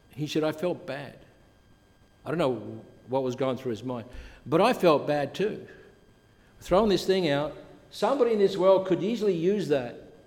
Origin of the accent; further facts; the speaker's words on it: Adelaide, South Australia, Australia; also born or lived in Europe; now in Canada; when I was a young boy growing up in Adelaide